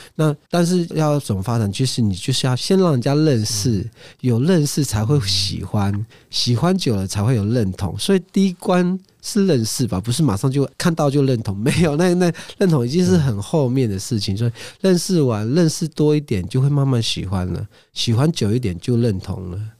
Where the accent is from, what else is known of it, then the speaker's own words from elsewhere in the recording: Amis area, Taiwan; first language Amis; Chinese is a second language; 我自己的族群，甚至我自己的部落